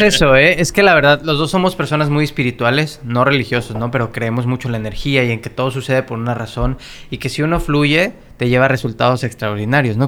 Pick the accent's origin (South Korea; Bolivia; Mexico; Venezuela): Mexico; now in Los Angeles, United States; estas historias y estas leyendas con las que crecimos como mexicanos